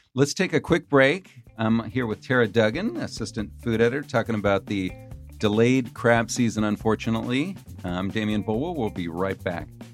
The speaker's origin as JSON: {"language": "English", "region": "California", "country": "United States", "tie": "born or raised there", "said": "I grew up in California"}